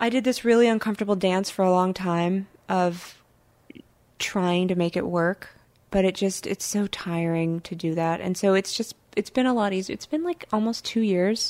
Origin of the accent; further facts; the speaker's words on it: Oakland, California, United States; I grew up in Oakland, so we didn't have like winter.